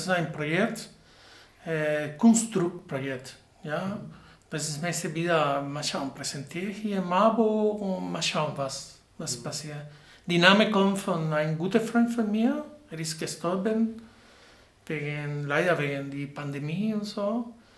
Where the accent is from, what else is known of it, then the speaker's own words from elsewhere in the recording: Havana, Cuba; German is a second language; moved away as an adult; now in Marburg, Germany; Ja, ich komme aus Havanna, Kuba